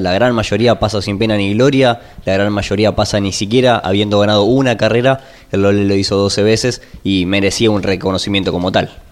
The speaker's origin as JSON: {"language": "Spanish", "country": "Argentina", "said": "nosotros como argentinos"}